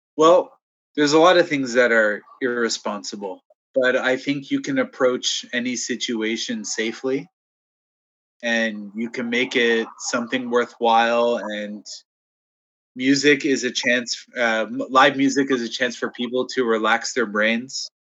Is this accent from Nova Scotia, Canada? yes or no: no; Toronto, Ontario, Canada; I'm from Toronto, so I love my city